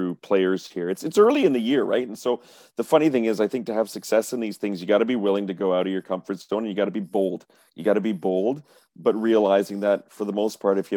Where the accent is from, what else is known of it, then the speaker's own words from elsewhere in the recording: Montreal, Quebec, Canada; I'm from Montreal.